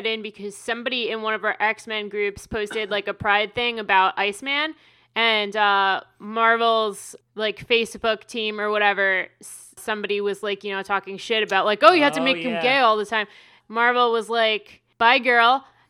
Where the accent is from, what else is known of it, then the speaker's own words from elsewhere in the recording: New Jersey, United States; I didn't either. And we're from New Jersey.